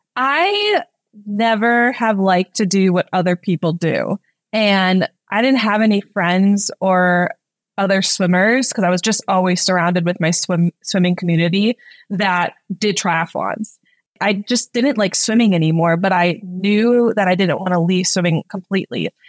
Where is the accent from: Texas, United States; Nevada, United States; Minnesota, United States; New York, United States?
Minnesota, United States; I am originally from Minnesota. I grew up with three younger siblings. Um, we grew up in the great outdoors